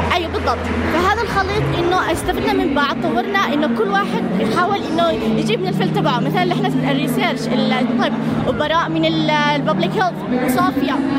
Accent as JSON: {"language": "Arabic", "country": "Yemen", "said": "أنا وإيمان من اليمن"}